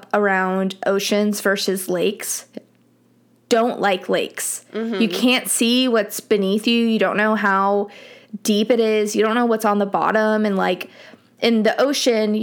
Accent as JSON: {"language": "English", "town": "Miami", "region": "Florida", "country": "United States", "tie": "born or raised there", "moved": "yes", "said": "growing up in Miami"}